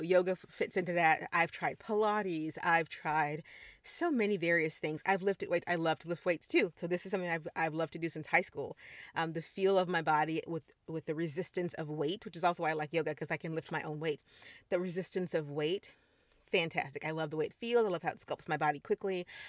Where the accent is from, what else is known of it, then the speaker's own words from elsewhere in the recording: Missouri, United States; moved away; also born or lived in Caribbean; I'm a Midwestern girl, I grew up in Missouri